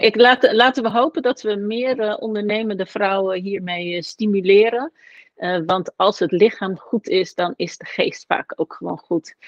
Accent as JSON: {"language": "Dutch", "area": "Westland", "region": "South Holland", "country": "Netherlands", "tie": "born or raised there", "said": "ben ik geboren in het Westland. Ehm, een omgeving waar gewoon eh, mensen ontzettend hard werken. Daar ben ik opgegroeid"}